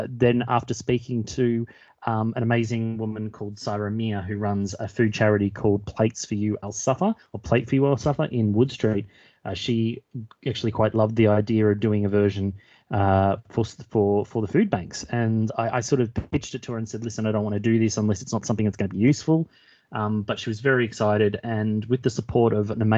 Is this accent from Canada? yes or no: no; Melbourne, Victoria, Australia; moved away as an adult; also born or lived in Walthamstow, London; now in London, United Kingdom; I'm originally from Australia, from Melbourne, but moved over to the UK and moved to Walthamstow about 2 years ago.